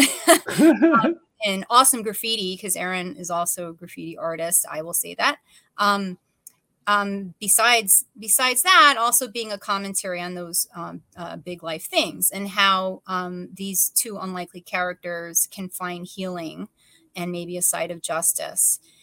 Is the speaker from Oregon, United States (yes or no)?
no; New York, United States; as a New Yorker